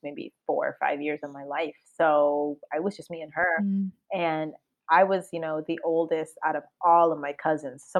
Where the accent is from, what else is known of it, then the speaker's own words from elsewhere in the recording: Cambridge, Massachusetts, United States; first language Spanish; English is a second language; also born or lived in Boston; I was raised originally in Cambridge, like the Cambridge area